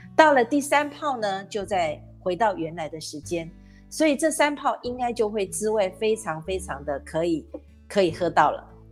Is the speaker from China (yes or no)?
no; Taiwan; 咱们台湾人